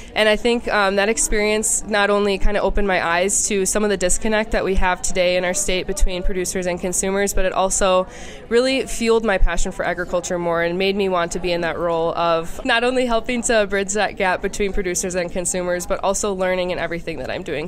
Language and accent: English; Racine County, Wisconsin, United States; also born or lived in Milwaukee County, Wisconsin / Madison, Wisconsin; I grew up in Racine County